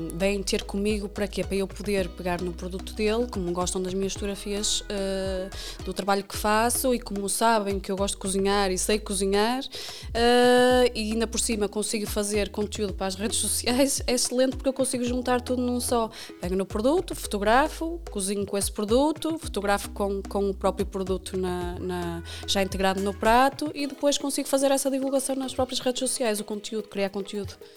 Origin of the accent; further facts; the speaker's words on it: Fragoso, Norte, Portugal; moved away as an adult; also born or lived in Viana do Castelo / Lindoso; now in Vila Nova de Famalicão, Portugal; eu nasci em Viana, eh, cresci em Fragoso, eh, vivo atualmente em Famalicão.